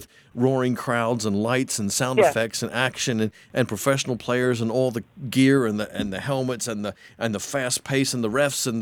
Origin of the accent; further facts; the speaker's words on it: Pennsylvania, United States; I was brought up in Pennsylvania